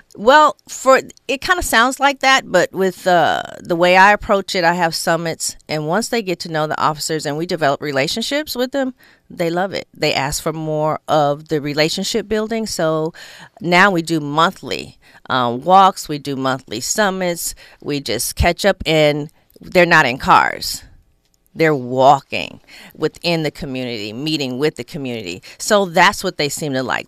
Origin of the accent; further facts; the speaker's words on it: Inglewood, California, United States; I grew up in Inglewood